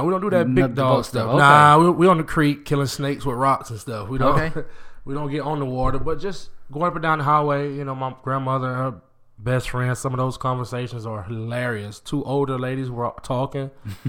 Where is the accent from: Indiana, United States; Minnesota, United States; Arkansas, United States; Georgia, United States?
Georgia, United States; Macon; moved away as an adult; also born or lived in Warner Robins, Georgia / California / Florida / Hugo, Oklahoma; I was a Georgia boy all through high school.